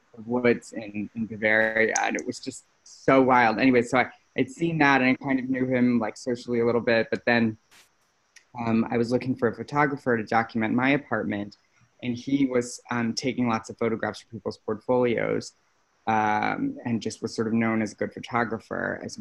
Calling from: New York, United States; Just home in New York.

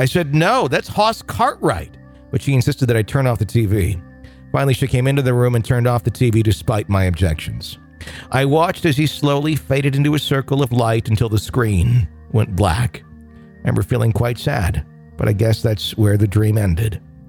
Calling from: Texas, United States; from East Texas, and I've just become an EPP.

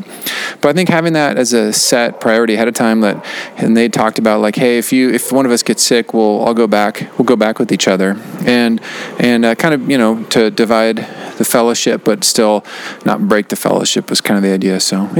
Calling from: Kathmandu, Bagmati, Nepal; This is …. I'm calling from Kathmandu.

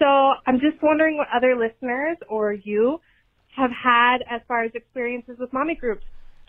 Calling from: Utah, United States; I'm a mom from Utah.

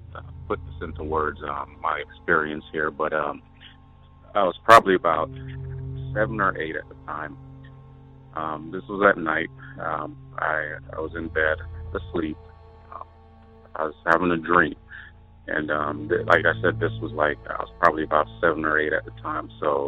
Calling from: Wyoming, United States; I'm calling from Wyoming.

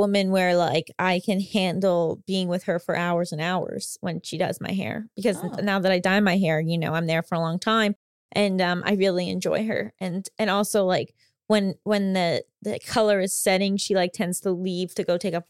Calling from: Italy; from Italy.

